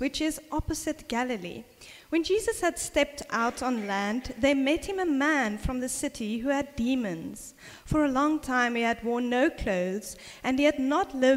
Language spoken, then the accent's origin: English; South Africa; when I was a little girl, growing up in South Africa